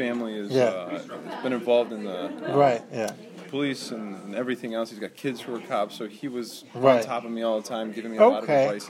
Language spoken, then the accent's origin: English; York, Pennsylvania, United States; I'm from a small town in Pennsylvania called York.